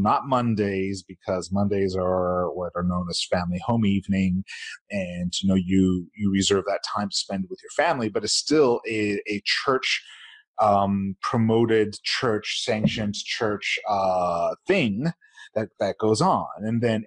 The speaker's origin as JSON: {"language": "English", "region": "Utah", "country": "United States", "tie": "born or raised there", "said": "growing up in Utah here, the predominant faith is Mormonism."}